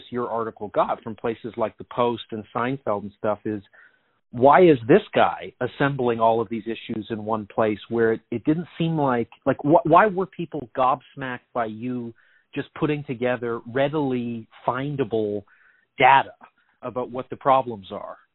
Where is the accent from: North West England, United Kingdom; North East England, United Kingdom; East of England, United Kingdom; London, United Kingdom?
London, United Kingdom; It's just I'm from London. I visited New York.